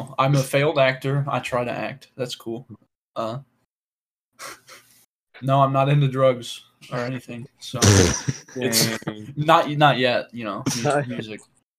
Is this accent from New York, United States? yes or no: no; Abilene, Texas, United States; I was born right here in Abilene, Texas.